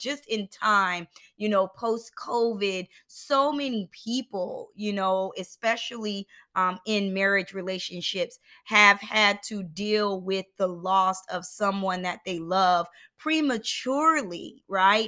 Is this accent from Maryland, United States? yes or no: no; Philadelphia, Pennsylvania, United States; a kid growing up in Philadelphia